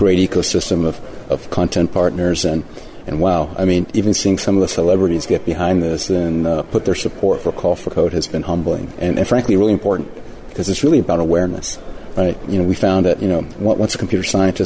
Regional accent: Puerto Rico; moved away; I grew up in Puerto Rico

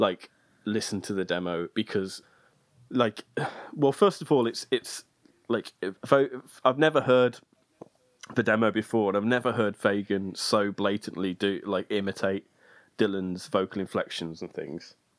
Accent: United Kingdom; as a Brit

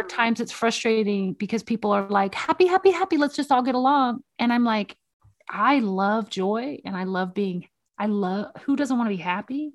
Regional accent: the South, United States; moved away; I'm from the South originally

